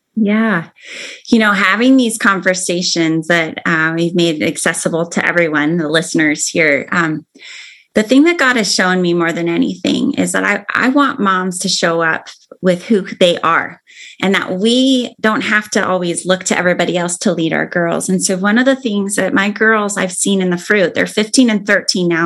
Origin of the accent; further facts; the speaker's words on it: Arizona, United States; now in Oregon, United States; I grew up in Arizona